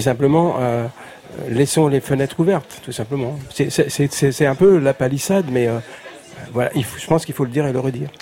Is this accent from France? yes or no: yes; Paris, Île-de-France, France; j'étais breton de Paris